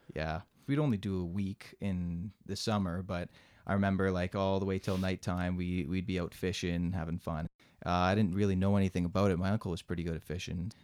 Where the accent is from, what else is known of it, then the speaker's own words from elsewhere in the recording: Mississauga, Ontario, Canada; born and raised in Mississauga